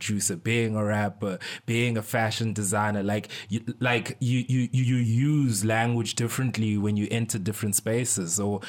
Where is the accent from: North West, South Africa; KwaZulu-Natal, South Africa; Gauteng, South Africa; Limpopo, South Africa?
Gauteng, South Africa; Pretoria; moved away as an adult; also born or lived in Eastern Cape / Port Elizabeth; now in Cape Town, South Africa; I was born in the Eastern Cape, but if you ask me where like I grew up, I would say Pretoria / PE because I went to primary school in Pretoria, but I went to high school in PE